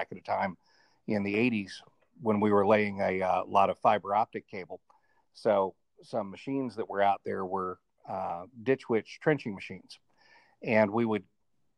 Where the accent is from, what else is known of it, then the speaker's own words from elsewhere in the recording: Atlanta, Georgia, United States; also born or lived in Colorado / Boston / Cobb County; Yeah, I was born and raised in Atlanta, spent a little bit of time out in Colorado.